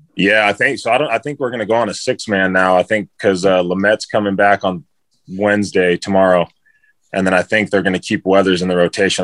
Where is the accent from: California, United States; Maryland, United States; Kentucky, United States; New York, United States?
California, United States; San Diego; I'm from San Diego